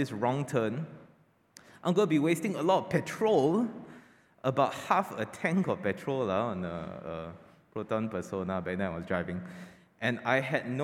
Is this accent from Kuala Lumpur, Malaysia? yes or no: yes; Kuala Lumpur, Malaysia; now in Penang, Malaysia; KL is my hometown.